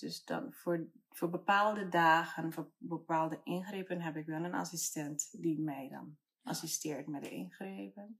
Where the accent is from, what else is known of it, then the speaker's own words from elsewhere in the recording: Curaçao; now in Amsterdam, Netherlands; En ik ben op Curaçao geboren.